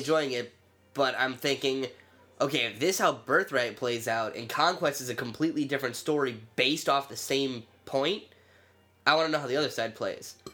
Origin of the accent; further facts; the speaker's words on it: United States; I'm an American